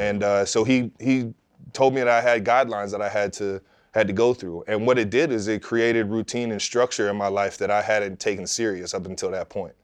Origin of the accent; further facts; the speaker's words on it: Cleveland Heights, Ohio, United States; growing up in Cleveland Heights, you got such a melting pot of people